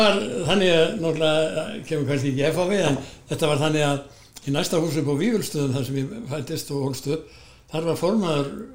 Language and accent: Icelandic; Garðabær, Capital Region, Iceland; moved away as an adult; also born or lived in Hafnarfjörður / Akureyri; Ég er sko fættur á Vífjústöðum og er þar með eh, búsættu eða þannig að lögheimili alveg þángt til ég